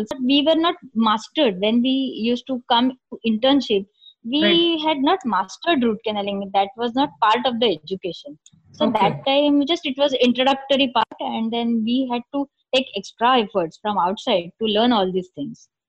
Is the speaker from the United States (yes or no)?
no; Thane, Maharashtra, India; I was born and brought up in Thane in Mumbai.